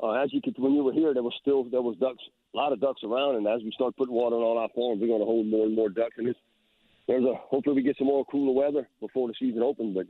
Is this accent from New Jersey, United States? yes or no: no; Louisiana, United States; accent: Cajun; moved away; I'm from Pivotal, Louisiana